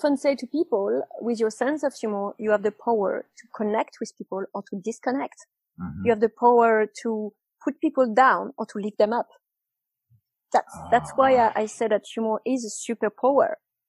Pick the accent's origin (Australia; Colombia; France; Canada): France; Nice, Provence-Alpes-Côte d'Azur; English is a second language; also born or lived in London; Yeah, I just moved back to Nice, which is my hometown. And I calculated that I moved in the last 20 years, I moved 20 times. I cheated a bit because I moved something like 10 times in London in 4 years.